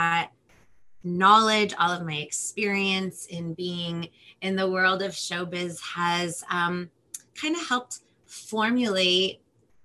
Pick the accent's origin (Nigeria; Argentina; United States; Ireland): United States; Los Angeles, California; first language Spanish; English is a second language; I'm from Los Angeles, California.